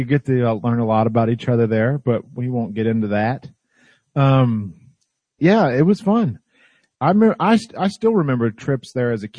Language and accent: English; St. Louis, Missouri, United States; We're from the St. Louis area